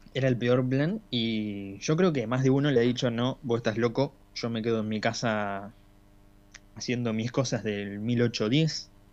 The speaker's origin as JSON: {"language": "Spanish", "country": "Argentina", "said": "somos argentinos"}